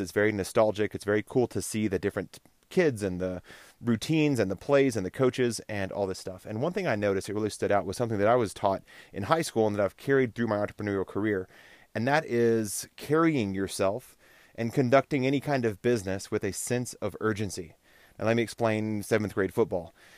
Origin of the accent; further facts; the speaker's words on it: Texas, United States; I grew up in Texas